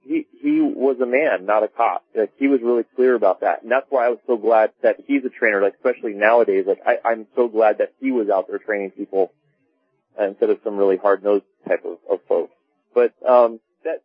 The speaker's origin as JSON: {"language": "English", "town": "Laguna Beach", "region": "California", "country": "United States", "tie": "born or raised there", "said": "I grew up in Laguna Beach, California"}